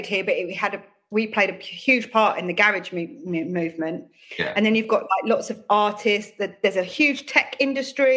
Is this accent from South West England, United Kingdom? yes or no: no; Croydon, London, United Kingdom; I come from Croydon, born and bred